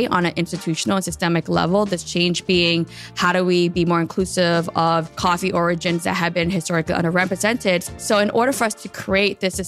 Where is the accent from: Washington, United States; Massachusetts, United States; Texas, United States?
Massachusetts, United States; Boston; I'm a first-generation Vietnamese American born and raised in Boston, Massachusetts